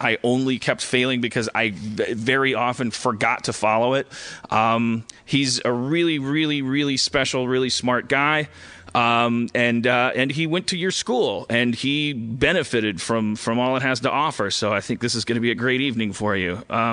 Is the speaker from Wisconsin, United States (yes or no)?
yes; Milwaukee, Wisconsin, United States; moved away; I'm also from Milwaukee.